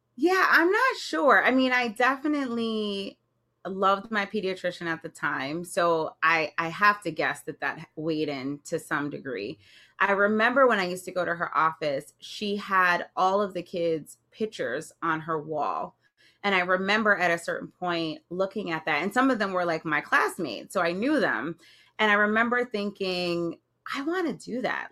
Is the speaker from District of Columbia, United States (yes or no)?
no; Jersey City, New Jersey, United States; I grew up in Jersey City, which is right across from Manhattan